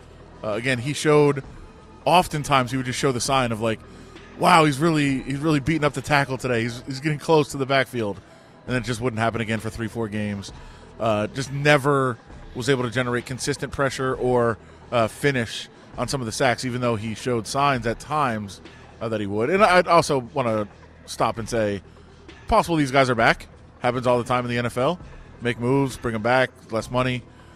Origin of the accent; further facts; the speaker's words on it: Royal Oak, Michigan, United States; also born or lived in Detroit / Ann Arbor; now in Las Vegas, United States; I was born in Detroit, lived in Royal Oak.